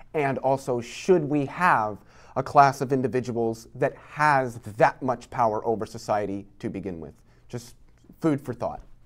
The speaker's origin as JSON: {"language": "English", "region": "Iowa", "country": "United States", "tie": "born or raised there", "said": "I grew up in Iowa"}